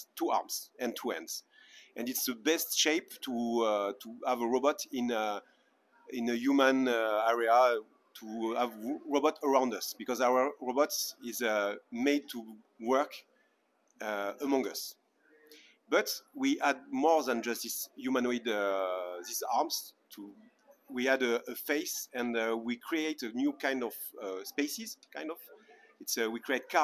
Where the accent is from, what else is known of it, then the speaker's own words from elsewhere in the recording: Paris, Île-de-France, France; I'm from Paris, France